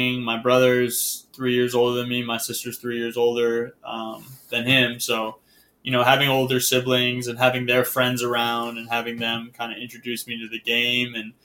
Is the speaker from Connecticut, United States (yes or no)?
yes; Connecticut, United States; living in Connecticut, growing up in Connecticut.